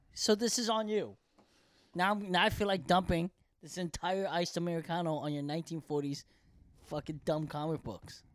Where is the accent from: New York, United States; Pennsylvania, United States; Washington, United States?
Pennsylvania, United States; Bethlehem; English is a second language; also born or lived in Korea; now in Los Angeles, United States; we're both from Pennsylvania